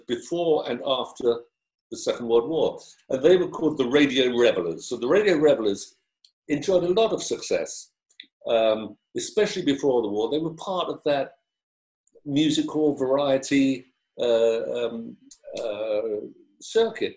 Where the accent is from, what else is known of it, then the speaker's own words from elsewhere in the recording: London, United Kingdom; I grew up in South London in a sort of lower middle class aspirational family